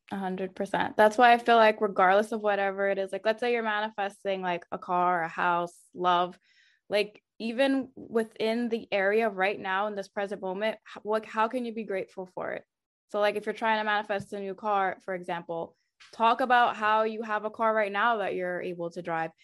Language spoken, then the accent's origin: English; United States; my family's from Haiti. Um, even though I grew up here in the States, my parents and my two older siblings were actually born in Haiti